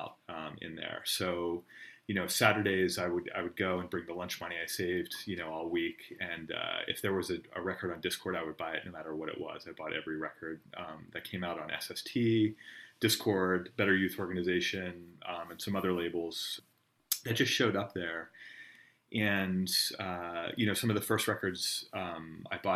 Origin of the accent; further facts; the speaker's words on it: Harrisburg, Pennsylvania, United States; I grew up in Harrisburg, Pennsylvania, or near Harrisburg, a little bit to the west of there.